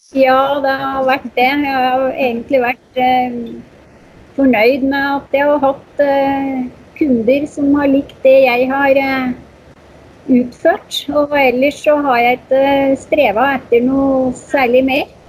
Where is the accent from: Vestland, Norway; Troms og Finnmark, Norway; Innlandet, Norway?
Innlandet, Norway; Moelven; also born or lived in Oslo; etter ett år da, så flytter vi hjem igjen til Moelven.